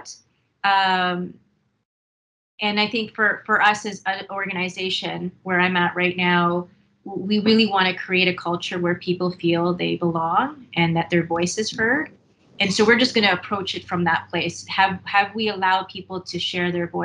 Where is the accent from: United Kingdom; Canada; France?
Canada; Winnipeg, Manitoba; I was born in Winnipeg, Manitoba, went to school here, elementary and high school